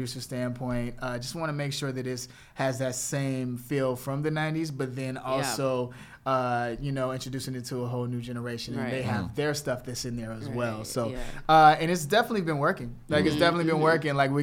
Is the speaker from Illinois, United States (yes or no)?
yes; Chicago, Illinois, United States; moved away; I'm from Chicago